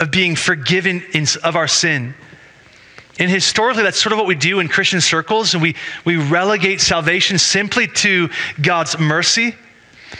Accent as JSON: {"language": "English", "country": "United States", "said": "I'm an American"}